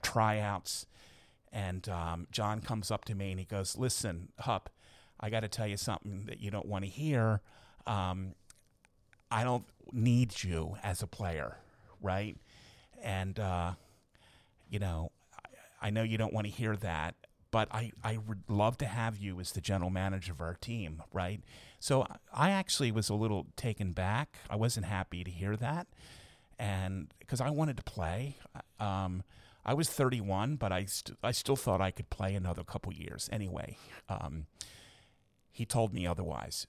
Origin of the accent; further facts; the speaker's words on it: Baltimore, Maryland, United States; moved away as an adult; now in Philadelphia, United States; I loved growing up in Baltimore